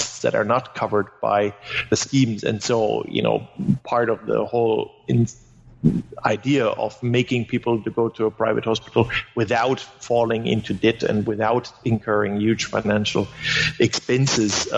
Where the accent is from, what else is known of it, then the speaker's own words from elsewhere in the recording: Germany; first language German; English is a second language; moved away; German is my mother tongue